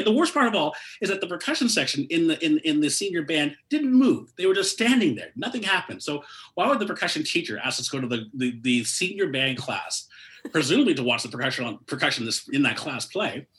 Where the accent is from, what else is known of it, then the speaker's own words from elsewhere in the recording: Toronto, Ontario, Canada; also born or lived in Mississauga; I was born and raised in Toronto